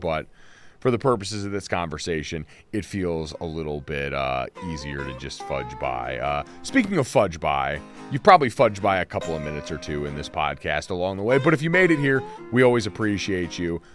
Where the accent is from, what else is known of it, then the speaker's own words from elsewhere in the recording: Arizona, United States; when I was a kid growing up in Arizona